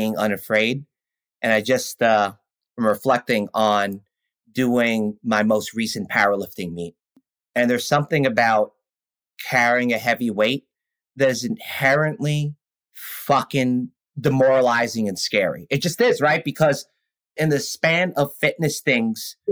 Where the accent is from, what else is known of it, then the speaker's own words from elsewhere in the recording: New York City, New York, United States; I grew up around so many Caribbeans growing up in East Flatbush and in South Ozone Park, Queens